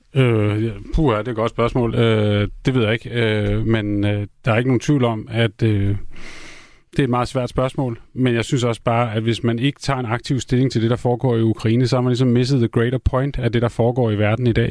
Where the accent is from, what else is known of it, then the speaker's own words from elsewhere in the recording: Copenhagen, Capital Region of Denmark, Denmark; jeg er også københavner